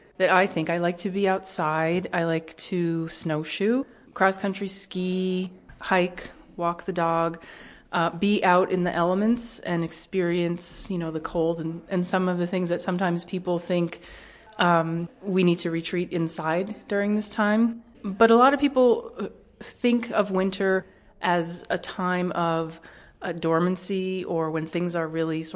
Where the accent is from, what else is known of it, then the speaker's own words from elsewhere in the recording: Northeast, United States; I grew up in the Northeast, and that's one of the reasons why I enjoy staying in the Northeast